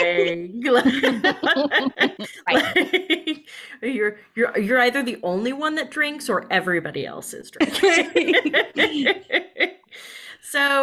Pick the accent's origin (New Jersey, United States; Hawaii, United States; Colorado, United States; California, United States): Colorado, United States; Denver; now in Brooklyn, United States; we're all originally from Denver and none of us live there now. I live in Brooklyn